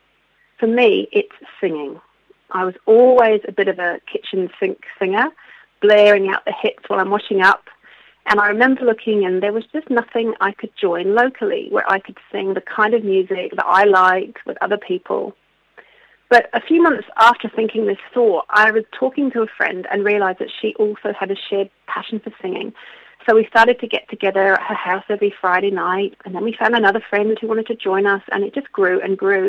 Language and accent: English; London, United Kingdom; now in Queenstown, New Zealand; I'm originally from London, but have been living in this beautiful part of the world for over 20 years now, so I do consider myself a Kiwi